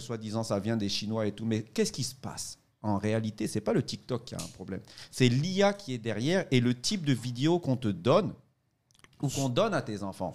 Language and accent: French; Côte d’Ivoire; moved away; je suis euh, de Côte d'Ivoire, hein, je suis ici